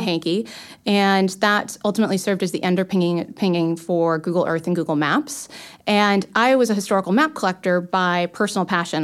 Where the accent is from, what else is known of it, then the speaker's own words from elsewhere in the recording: Los Angeles, California, United States; moved away; I'm originally from Los Angeles